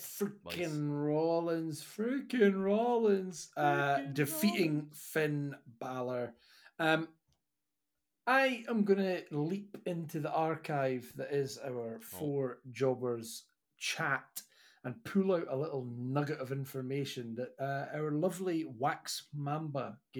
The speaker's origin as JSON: {"language": "English", "region": "Scotland", "country": "United Kingdom", "said": "I'm Scottish"}